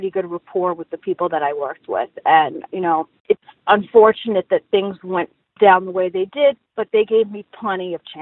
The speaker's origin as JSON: {"language": "English", "town": "New York City", "region": "New York", "country": "United States", "tie": "born or raised there", "said": "I was raised in Brooklyn, in Bensonhurst"}